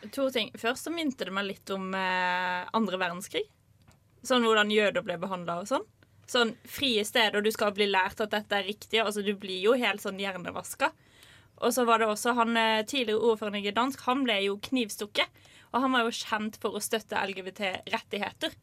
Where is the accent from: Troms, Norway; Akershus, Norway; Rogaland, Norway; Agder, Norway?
Agder, Norway; Lillesand; min hjemby Lillesand